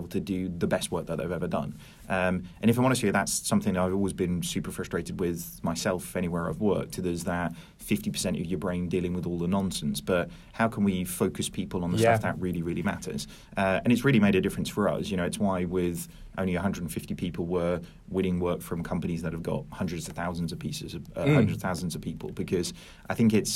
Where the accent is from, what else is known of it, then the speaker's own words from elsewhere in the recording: Norwich, East of England, United Kingdom; I'm not originally from Norwich. I moved there when I was 5.